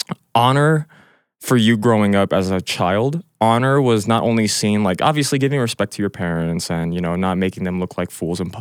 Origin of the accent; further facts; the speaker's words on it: Canada; I'm Canadian. I'm Canadian, though.